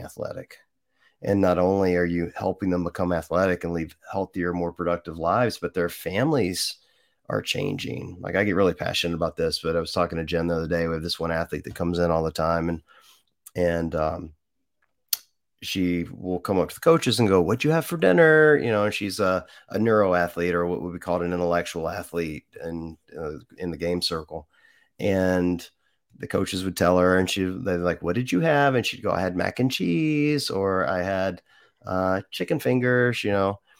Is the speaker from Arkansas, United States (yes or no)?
no; Mississippi, United States; I grew up in Mississippi